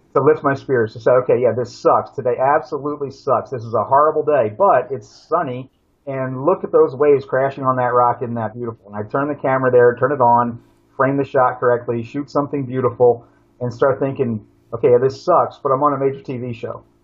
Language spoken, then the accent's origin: English; Pennsylvania, United States; moved away as an adult; also born or lived in Brazil; where I grew up in Pennsylvania, you know, eastern woodlands, Appalachian forest